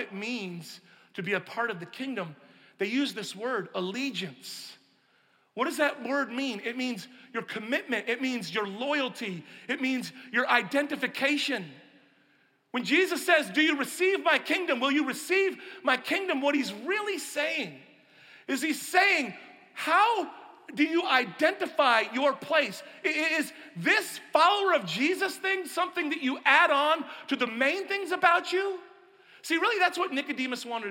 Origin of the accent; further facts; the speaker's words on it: Pacific Northwest, United States; I grew up on the West Coast, in the Pacific Northwest